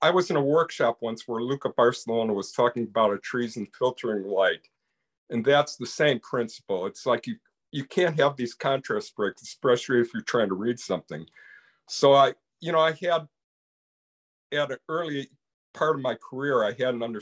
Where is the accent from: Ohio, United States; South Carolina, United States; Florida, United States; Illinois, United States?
Illinois, United States; Chicago; I grew up in the Chicago area